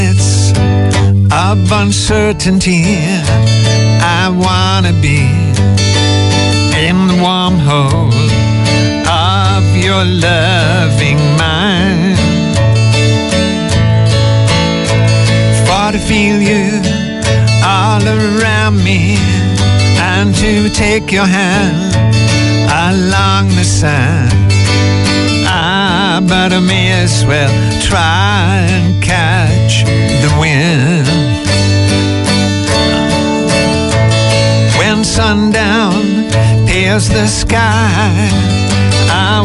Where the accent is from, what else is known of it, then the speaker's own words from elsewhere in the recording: Glasgow, Scotland, United Kingdom; I'm from Glasgow with a Scots and Irish background. I grew up in the late 40s and the early 50s